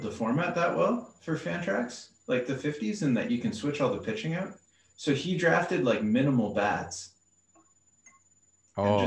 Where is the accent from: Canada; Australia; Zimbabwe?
Canada; Waterloo, Ontario; I grew up in Waterloo